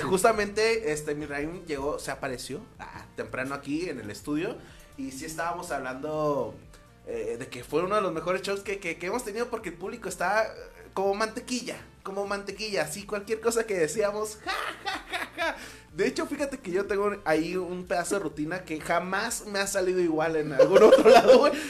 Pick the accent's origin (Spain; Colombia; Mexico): Mexico; Los Mochis, Sinaloa